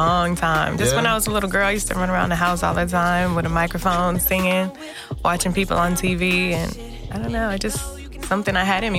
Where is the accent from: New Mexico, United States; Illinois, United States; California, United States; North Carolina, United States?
California, United States; Gardena; now in Houston, United States; I'm from California. Gardena.